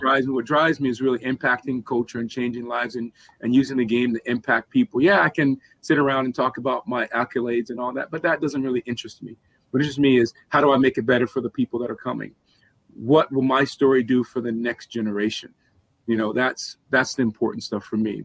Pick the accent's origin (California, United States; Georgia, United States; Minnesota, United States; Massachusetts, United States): Georgia, United States; Atlanta; growing up in Atlanta